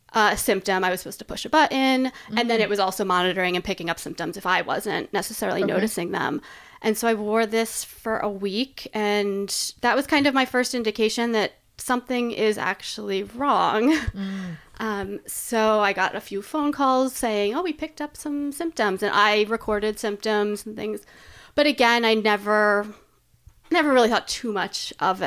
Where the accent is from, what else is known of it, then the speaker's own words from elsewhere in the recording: East Coast, United States; moved away as an adult; also born or lived in Boston; now in Portland, United States; So I'm originally from the East Coast, and I lived in Boston for 8 years before moving here.